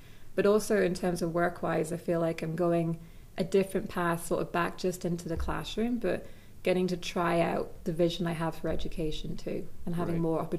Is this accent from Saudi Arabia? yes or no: yes; Saudi Arabia; also born or lived in Scotland / Italy; So like growing up in Saudi, it was scuba diving.